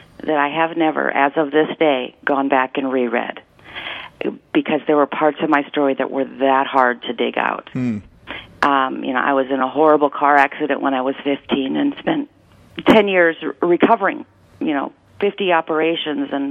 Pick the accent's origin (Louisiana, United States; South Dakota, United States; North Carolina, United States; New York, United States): South Dakota, United States; Huron; when I was 15 years old and growing up in Huron, South Dakota, a town of 12,000 people